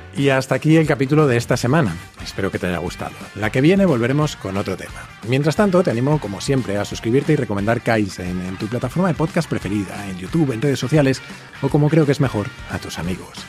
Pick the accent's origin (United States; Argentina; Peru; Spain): Spain; como decimos en España